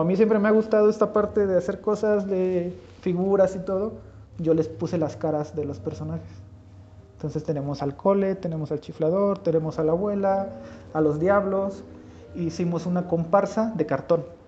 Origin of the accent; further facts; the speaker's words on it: Chapulhuacanito, San Luis Potosí, Mexico; moved away; la del barrio donde yo nací, ahí en Chapulhuacanito